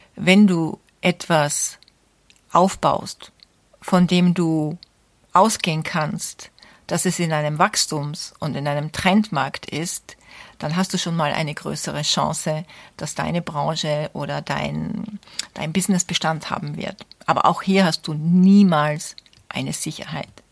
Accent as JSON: {"language": "German", "country": "Austria", "said": "bei uns in Österreich"}